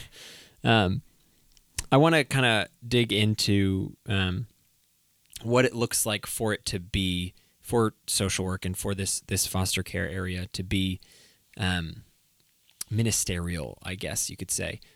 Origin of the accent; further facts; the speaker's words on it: New England, United States; I'm from New England